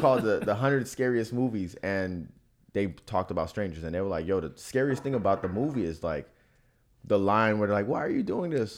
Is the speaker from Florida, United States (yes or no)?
yes; Florida, United States; I was born in Florida winter